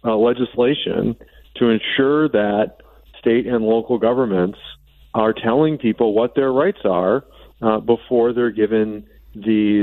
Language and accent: English; Wisconsin, United States; I'm from Wisconsin